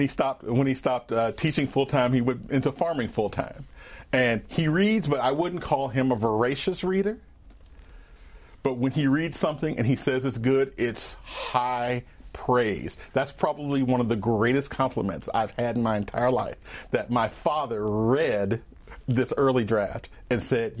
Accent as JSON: {"language": "English", "town": "Holly Springs", "region": "Mississippi", "country": "United States", "tie": "born or raised there", "also_born_or_lived": "Memphis, Tennessee", "said": "Well, I'm originally from a small town in Mississippi called Holly Springs, and my parents are both educators."}